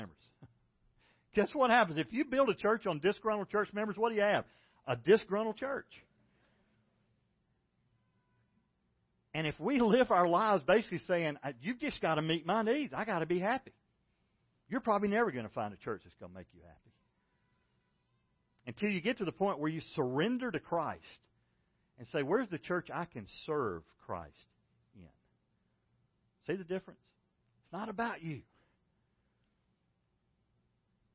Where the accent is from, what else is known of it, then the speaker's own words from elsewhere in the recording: Macon, Georgia, United States; When I was a kid, I grew up in Macon, Georgia